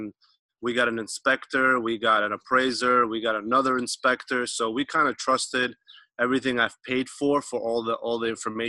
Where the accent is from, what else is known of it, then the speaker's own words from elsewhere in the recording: East Coast, United States; So originally we're from the East Coast, my wife and I and three kids. We are right now reside in Southern California.